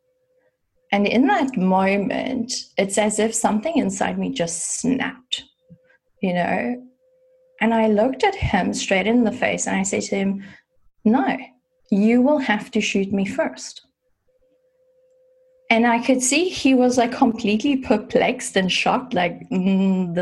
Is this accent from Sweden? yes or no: no; South Africa; I grew up in South Africa and there you get it from the age of 18